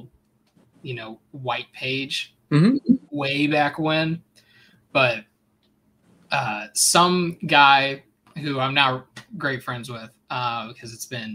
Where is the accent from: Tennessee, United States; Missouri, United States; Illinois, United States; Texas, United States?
Missouri, United States; St. Louis; born and raised in St. Louis